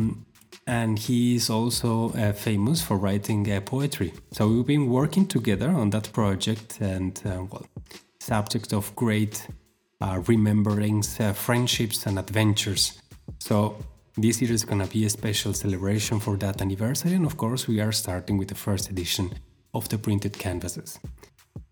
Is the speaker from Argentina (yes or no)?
yes; Argentina; moved away; my hometown in Argentina.